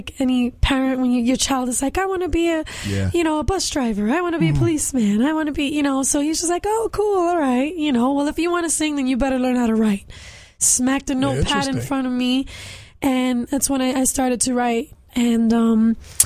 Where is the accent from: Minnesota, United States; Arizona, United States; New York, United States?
New York, United States; New York City; I'm a Puerto Rican girl from Bushwick, Brooklyn